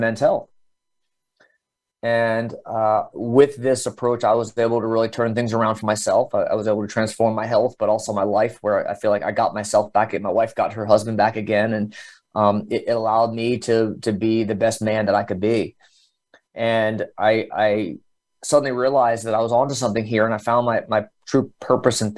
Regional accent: Dallas, Texas, United States; also born or lived in New Jersey; I grew up in the Dallas area. I was born in Jersey, but my family moved to Texas when I was seven. And so I really grew up in the Dallas area

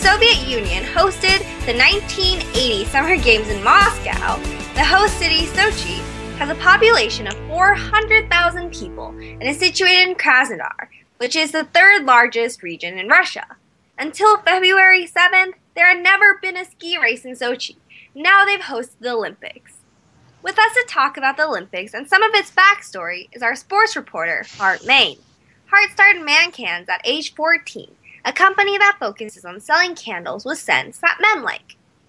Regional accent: South Korea; Yeah, I'm actually from South Korea, so I know there's a lot of excitement about that.

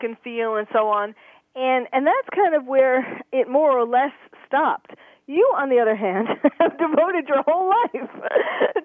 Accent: New York City, New York, United States; also born or lived in Bronx, New York / Long Island, New York; I was born in the Bronx, grew up in Queens

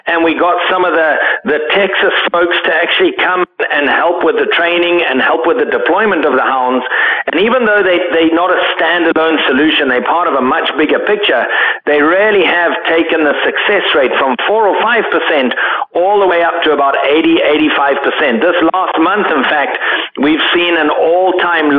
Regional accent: Zimbabwe; I grew up in Zimbabwe

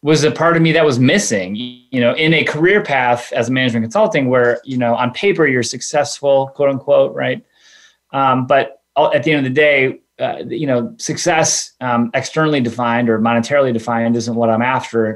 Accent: Chicago, Illinois, United States; I come from the suburbs of Chicago, youngest of three kids, went to Northwestern University.

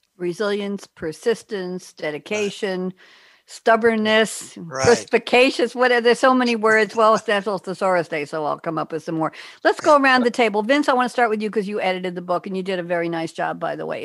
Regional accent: Great Neck, New York, United States; moved away as an adult; now in Durham, United States; long island girl great neck

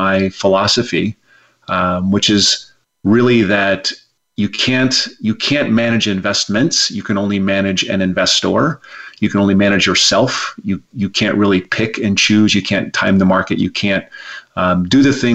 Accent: Rapid City, South Dakota, United States; moved away as an adult; now in Berkeley, United States; I was raised in Rapid City, South Dakota.

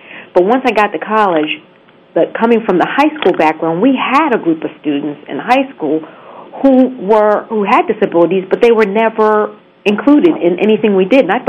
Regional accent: Philadelphia, Pennsylvania, United States; I grew up in Philadelphia

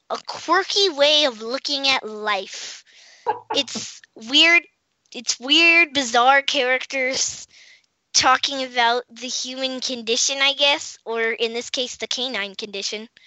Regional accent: Washington, District of Columbia, United States; from Washington, D.C., and you're listening to Kids First Coming Attractions.

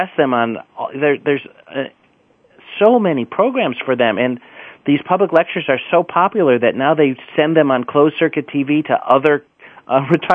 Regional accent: Chicago, Illinois, United States; I'm from the Midwest. I'm from Chicago, which is a great, vital city

